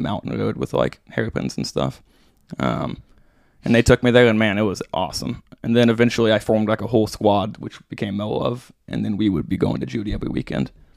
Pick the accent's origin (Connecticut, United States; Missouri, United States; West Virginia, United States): Missouri, United States; Branson; I grew up in Branson, and well, I grew up outside of Branson and then moved there, um, when I was in high school